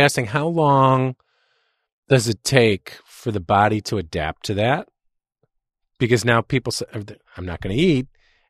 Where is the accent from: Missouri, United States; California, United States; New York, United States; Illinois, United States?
Illinois, United States; Chicago; I'm from Chicago, so I don't speak the English language really well.